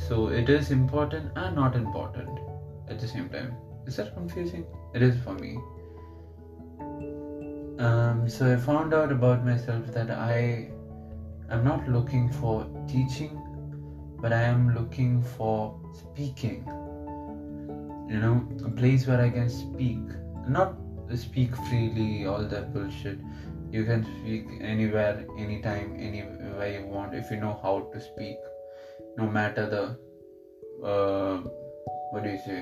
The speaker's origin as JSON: {"language": "English", "region": "Kerala", "country": "India", "also_born_or_lived": "United Arab Emirates", "first_language": "Malayalam", "second_language": "English", "said": "I'll use a lot of Malayalam terms, which is my mother tongue"}